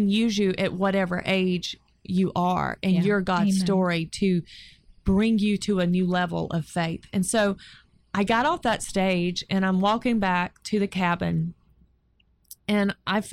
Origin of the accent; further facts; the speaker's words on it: North Carolina, United States; My hometown